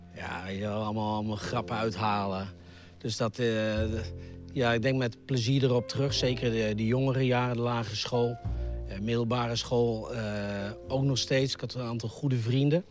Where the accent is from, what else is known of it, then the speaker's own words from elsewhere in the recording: IJsselstein, Utrecht, Netherlands; also born or lived in Gronsveld; Maar voordat ik één jaar was, verhuisde naar eh, IJsselstein onder Utrecht. daar heb ik eigenlijk het grootste deel van mijn leven eh, gewoond